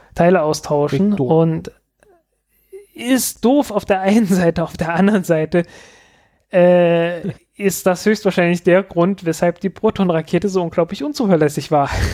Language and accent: German; eastern Germany, Germany; ich in der ostdeutschen Provinz